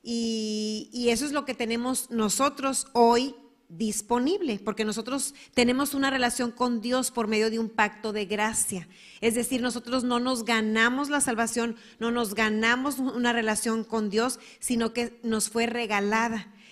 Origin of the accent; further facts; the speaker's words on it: Mexico; also born or lived in United States / Germany; Al menos yo soy mexicana, americana y alemana, pero no soy judía.